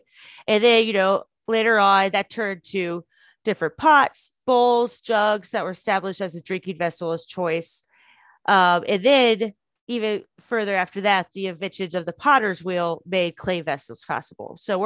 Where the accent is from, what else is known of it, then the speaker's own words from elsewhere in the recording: United States; I'm American